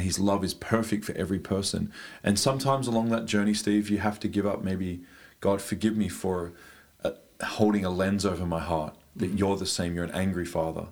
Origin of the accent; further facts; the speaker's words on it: Australia; moved away as an adult; now in Germany; I came from Australia. I now live in Deutschland